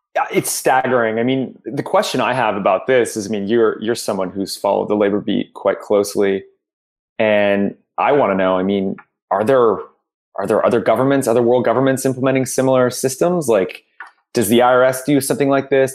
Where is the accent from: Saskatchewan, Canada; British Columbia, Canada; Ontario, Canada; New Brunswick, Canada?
Ontario, Canada; We're both from Ontario